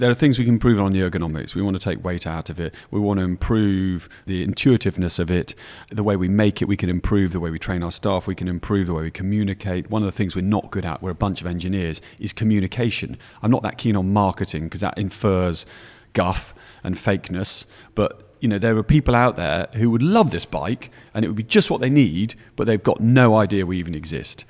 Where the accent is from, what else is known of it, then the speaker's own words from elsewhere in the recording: Yorkshire and the Humber, United Kingdom; moved away as an adult; also born or lived in Newcastle; now in London, United Kingdom; I was brought up in Yorkshire, and then I'd been to Newcastle Uni